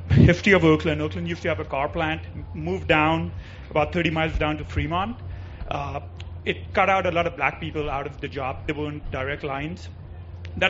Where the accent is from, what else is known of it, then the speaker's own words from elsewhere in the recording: Pakistan; now in United States; I come from Pakistan, shitty third world country